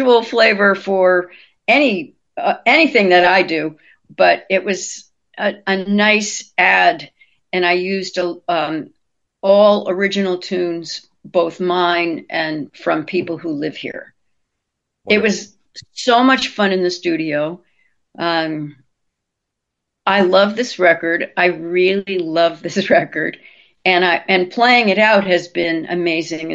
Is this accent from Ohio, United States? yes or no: no; New York, United States; now in New Orleans, United States; I'm from New York.